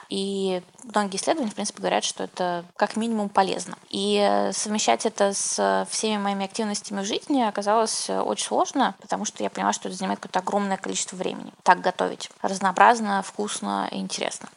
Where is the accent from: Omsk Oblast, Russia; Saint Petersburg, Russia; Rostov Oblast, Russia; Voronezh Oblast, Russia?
Saint Petersburg, Russia; now in Moscow, Russia; Я сама родилась в Питере